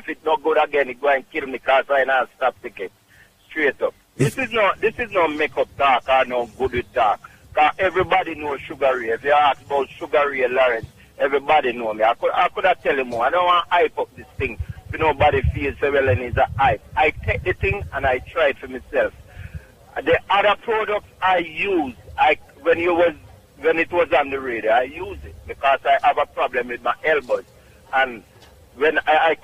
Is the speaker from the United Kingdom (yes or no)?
no; Clark's Town, Trelawny, Jamaica; also born or lived in Bronx, New York; Clarkstown, Jamaica, Trelawney